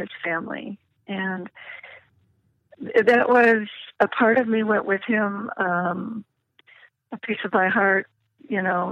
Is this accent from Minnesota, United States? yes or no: yes; Minnesota, United States; Eddie was from Minnesota, and I was from Minnesota